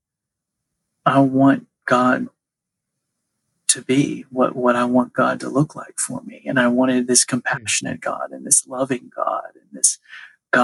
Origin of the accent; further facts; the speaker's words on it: Nashville, Tennessee, United States; I grew up Catholic here in Nashville.